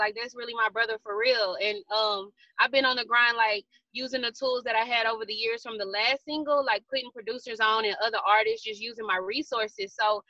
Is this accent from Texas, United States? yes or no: yes; Houston, Texas, United States; I'm from Houston.